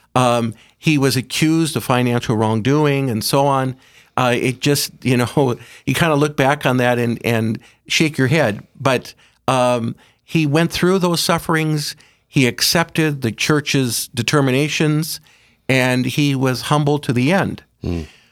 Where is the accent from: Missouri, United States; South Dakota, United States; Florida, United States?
South Dakota, United States; Aberdeen; I'm from Aberdeen, from Sacred Heart Parish.